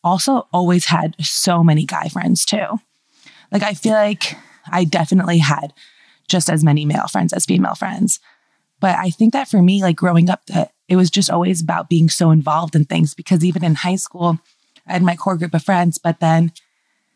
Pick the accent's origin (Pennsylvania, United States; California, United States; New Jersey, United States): New Jersey, United States; moved away as an adult; also born or lived in Brooklyn, New York; now in Los Angeles, United States; I grew up in Brooklyn and I moved to New Jersey when I was 7